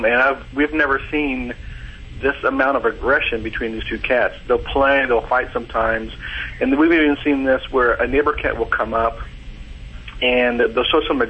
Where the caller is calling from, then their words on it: Nashville, Tennessee, United States; Nashville, Tennessee.